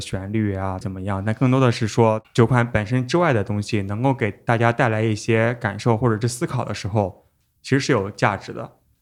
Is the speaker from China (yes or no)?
yes; China; 咱们中国人也赶集嘛